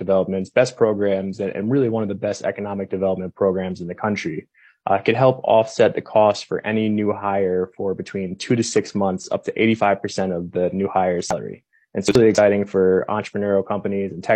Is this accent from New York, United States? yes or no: yes; New York, United States; moved away as an adult; now in New Mexico, United States; I was actually born and raised in New York and came down to New Mexico for college